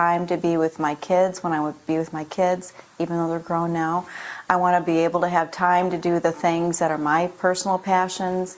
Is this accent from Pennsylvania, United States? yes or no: no; Michigan, United States; moved away as an adult; now in Florida, United States; I'm from Michigan. I moved myself down to Florida